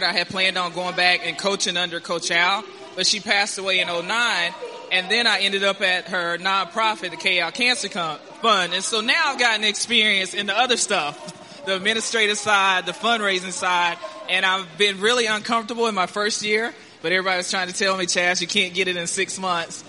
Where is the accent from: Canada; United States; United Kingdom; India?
United States; North Carolina; I was this naive country girl. I'm from a small town in North Carolina